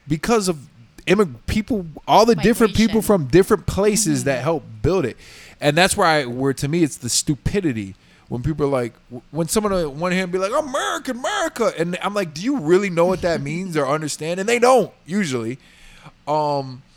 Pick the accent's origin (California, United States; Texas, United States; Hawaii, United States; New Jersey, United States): Texas, United States; moved away; I grew up in Texas